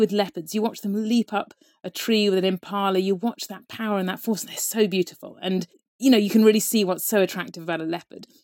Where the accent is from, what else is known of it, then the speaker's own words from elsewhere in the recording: Devon, South West England, United Kingdom; I grew up in Devon, there was nothing wild there at all